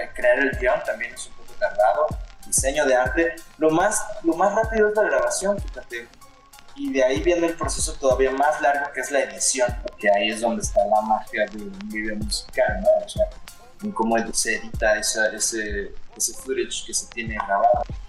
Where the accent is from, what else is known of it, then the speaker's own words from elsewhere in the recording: Los Cabos, Baja California Sur, Mexico; Soy de los Cabos, Baja California Sur.